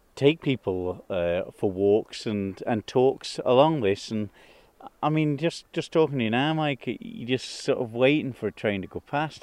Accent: Isle of Man; as a Manx person

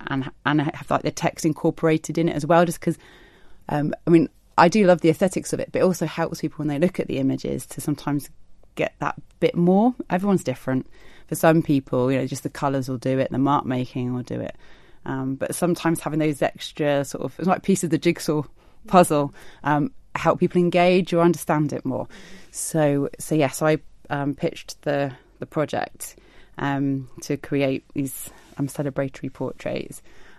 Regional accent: South East England, United Kingdom; now in Isle of Man; I've got a lot of family here, so we moved over from the southeast.

